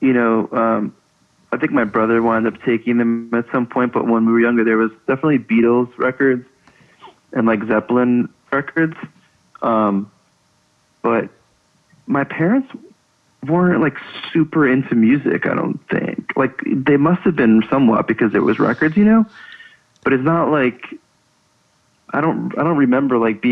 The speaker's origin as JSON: {"language": "English", "town": "Levittown", "region": "New York", "country": "United States", "tie": "born or raised there", "said": "we grew up in Levittown"}